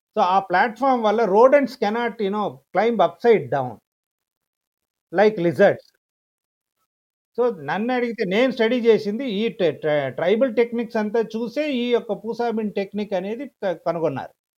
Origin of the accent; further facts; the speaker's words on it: Chennai, Tamil Nadu, India; మద్రాసులో పుట్టి పెరిగినా కూడా మా ఫాదర్ది నర్సింగాపురం అని చంద్రగిరి దగ్గర ఒక విలేజ్ మదర్ది పుంగనూరు మదనపల్లి దగ్గర